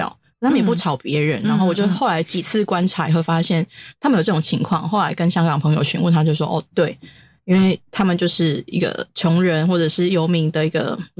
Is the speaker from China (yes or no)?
no; Taiwan; 对我台湾人来讲